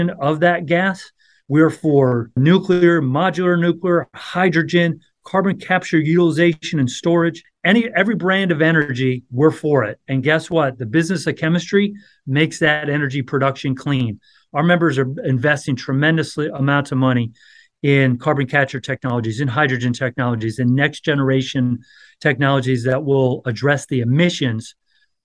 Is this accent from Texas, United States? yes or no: no; Wyoming, United States; moved away as an adult; also born or lived in New York City; now in Washington, D.C., United States; I'm originally from Wyoming